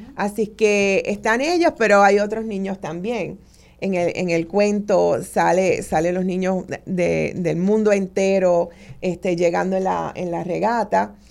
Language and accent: Spanish; Puerto Rico; nosotros como puertorriqueños y puertorriqueñas